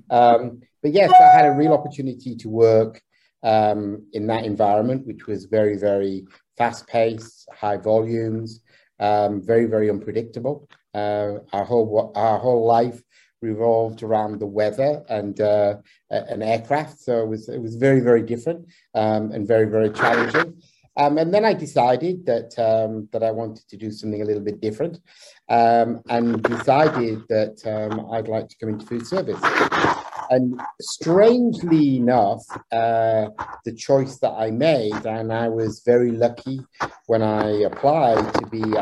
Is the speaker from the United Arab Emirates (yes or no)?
yes; Abu Dhabi, United Arab Emirates; I was brought up actually in the Middle East, so uh, I was actually uh, as a child I was in Abu Dhabi